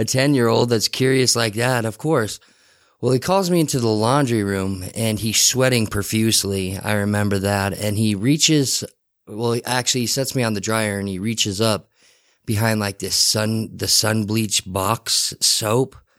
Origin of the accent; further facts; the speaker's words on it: Salt Lake City, Utah, United States; the Rose Park area was kind of my, was kind of where I was born and raised